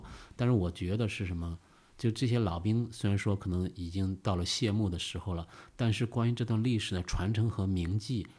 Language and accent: Chinese; Beijing, China; 我说不，我们来自北京